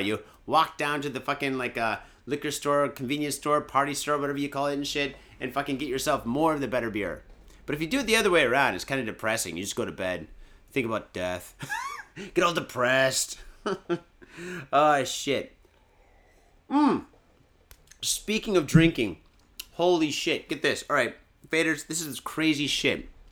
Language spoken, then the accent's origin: English; Michigan, United States; now in Japan; I'm from Michigan originally